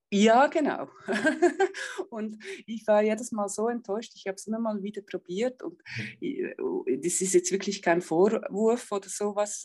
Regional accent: Switzerland; bei uns in der Schweiz

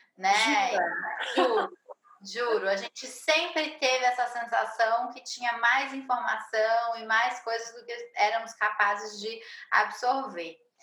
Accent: Brazil; sou brasileira, moro em São Paulo

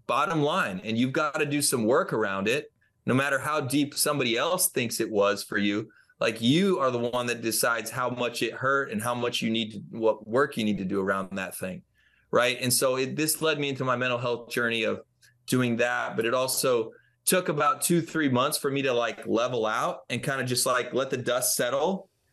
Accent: Franklin, Tennessee, United States; my hometown of Franklin, Tennessee

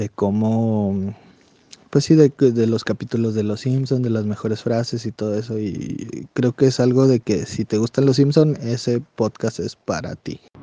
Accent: Saucillo, Chihuahua, Mexico; also born or lived in Delicias, Chihuahua; Soy nacido en Ciudad Delicias, Chihuahua, porque pues, en Saucillo no había hospitales. Soy originario de un pueblito que se llama Las Varas de la cordillera de Saucillo

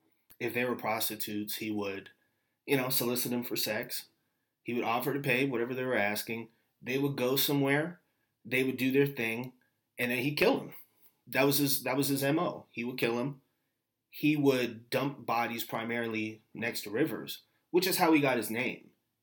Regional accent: San Francisco, California, United States; also born or lived in Walnut Creek, California; I'm a native Californian. I'm originally from San Francisco. I lived briefly for about a year in an area that was affected by these killings. In the small town of Walnut Creek, it's a suburb.

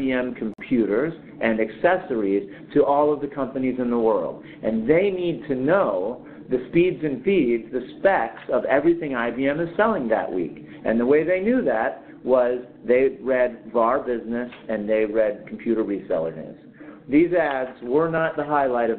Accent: Silicon Valley, California, United States; I grew up in Silicon Valley

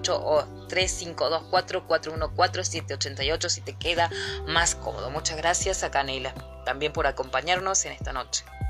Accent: Villa del Totoral, Córdoba, Argentina; pasear por las calles de mi pueblo, eh, ver las casonas con ese aire colonial que abundan aquí en Villa del Doctoral

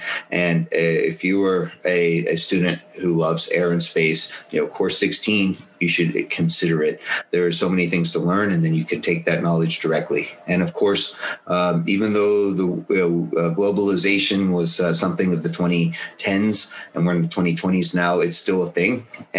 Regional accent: United States; accent: American; My accent, no matter how hard I try, comes out to be a little bit American.

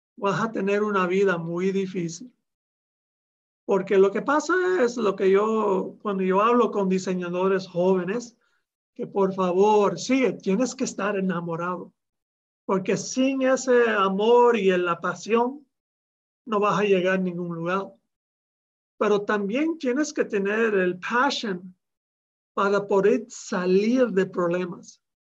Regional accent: Miami, Florida, United States; now in Japan; Yo nací en Miami

